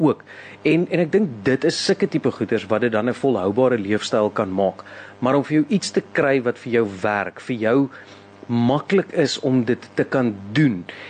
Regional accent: South Africa; ons as Suid-Afrikaners

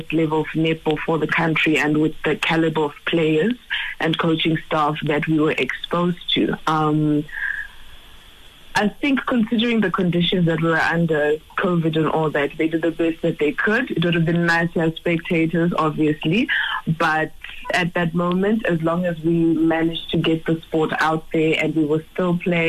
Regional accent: Middelburg, Mpumalanga, South Africa; also born or lived in Zimbabwe; But I moved to South Africa when I was 8 years old with my parents. And I grew up beside Mpumalanga, Middelburg, very small mining town.

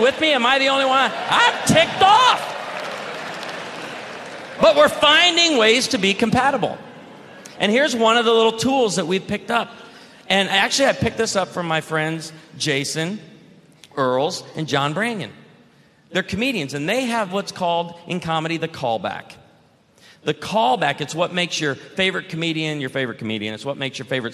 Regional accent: Illinois, United States; born or raised there

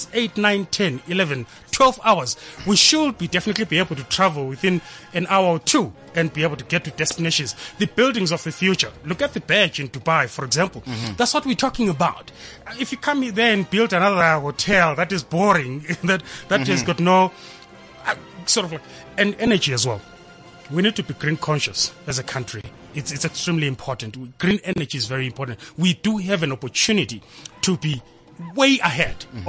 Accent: Zimbabwe

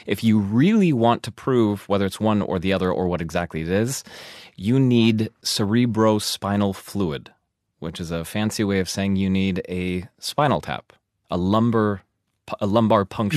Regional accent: United States; moved away as an adult; now in Germany; I'm American

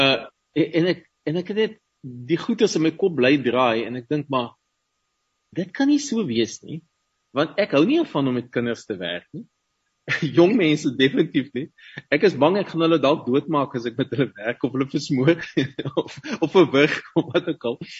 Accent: Paarl, Western Cape, South Africa; first language Afrikaans; moved away as an adult; also born or lived in Stellenbosch / Ukraine; Ek het ek het in die Parel groot geword

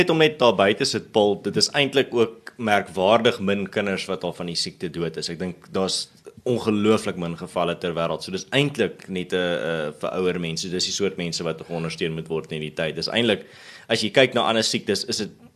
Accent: South Africa

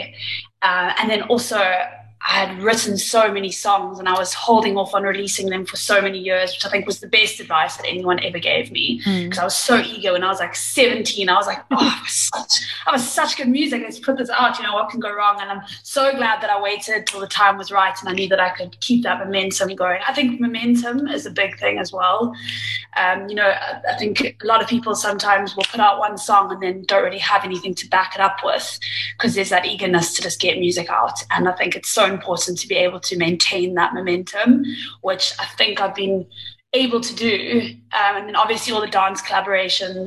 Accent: Durban, KwaZulu-Natal, South Africa; moved away as an adult; also born or lived in Liverpool, United Kingdom; born and raised in South Africa in Durban

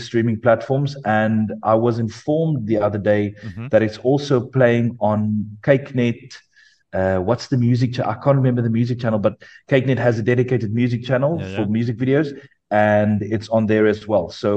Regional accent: Parow, Western Cape, South Africa; I grew up in the Christian Reformed Sutad Church in Parow

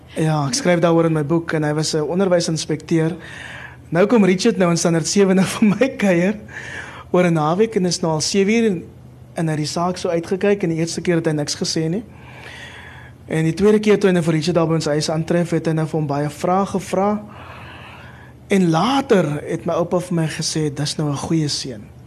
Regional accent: Cape Town, Western Cape, South Africa; also born or lived in Kraaifontein; ek het in Mitchells Plain groot geword

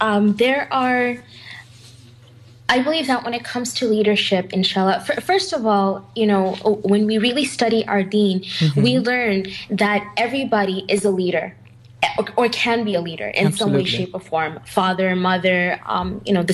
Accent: United States; growing up in the United States

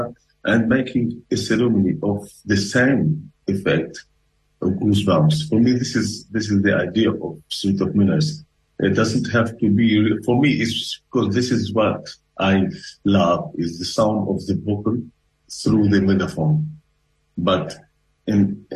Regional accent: Tunisia; moved away; I come from Africa, and I come from a country where culture is not as important as food

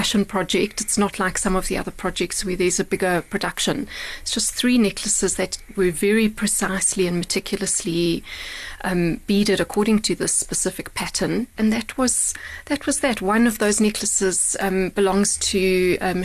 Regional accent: Bulawayo, Zimbabwe; now in Johannesburg, South Africa; based in Bulawayo, which is, you're right, where I was born and raised

